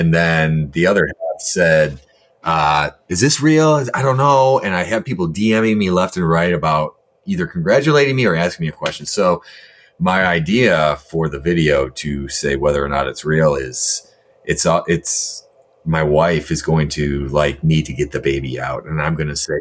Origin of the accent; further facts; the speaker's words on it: Detroit, Michigan, United States; my hometown team